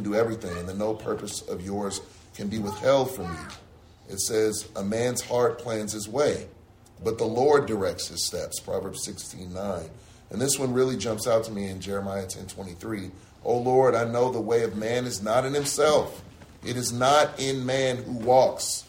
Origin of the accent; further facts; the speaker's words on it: San Francisco, California, United States; I grew up in San Francisco